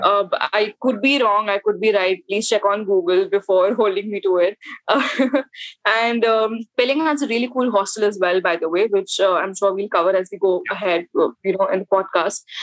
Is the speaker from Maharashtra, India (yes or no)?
no; Delhi, India; I am from North India. I'm from Delhi, born and brought up.